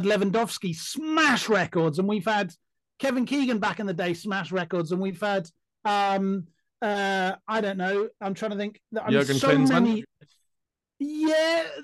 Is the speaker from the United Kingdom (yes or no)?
yes; England, United Kingdom; as an Englishman